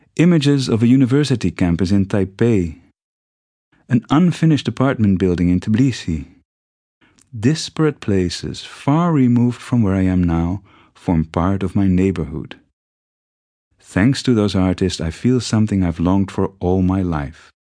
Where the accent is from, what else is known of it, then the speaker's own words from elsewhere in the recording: Netherlands; moved away as an adult; also born or lived in Mexico City, Mexico; growing up in the Netherlands.